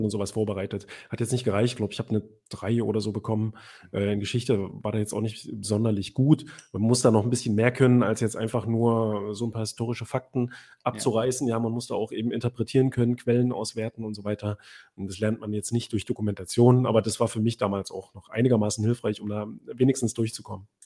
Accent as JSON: {"language": "German", "area": "Weimar or Jena", "region": "Thuringia", "country": "Germany", "tie": "born or raised there", "also_born_or_lived": "Göttingen", "said": "von Weimar beziehungsweise Jena, wo ich aufgewachsen bin"}